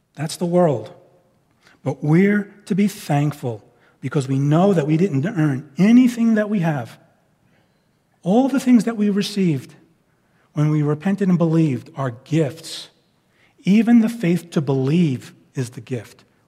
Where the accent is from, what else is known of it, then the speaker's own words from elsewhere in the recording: New York, United States; moved away as an adult; now in West Coast, United States; I'm from New York and I, I act and think differently than people from the West Coast. And I know they bear with me in, in some of my speech patterns and, and thought patterns, not sinful, just it's kind of the result of how I grew up.